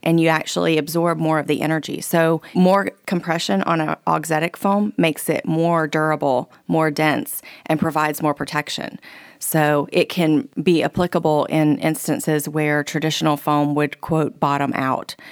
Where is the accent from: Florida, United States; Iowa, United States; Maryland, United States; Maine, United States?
Florida, United States; Keystone Heights; Keystone Heights, Florida, which is my hometown